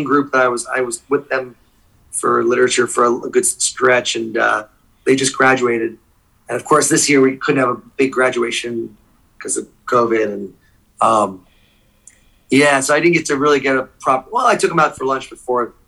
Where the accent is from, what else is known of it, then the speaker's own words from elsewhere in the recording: New Jersey, United States; first language English; moved away as an adult; also born or lived in Saudi Arabia; now in Thailand; I grew up in New Jersey, right outside New York.